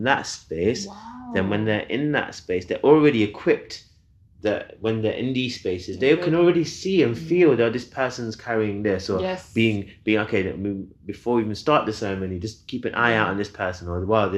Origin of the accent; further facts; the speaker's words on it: Leicester, East Midlands, United Kingdom; my hometown, Leicester.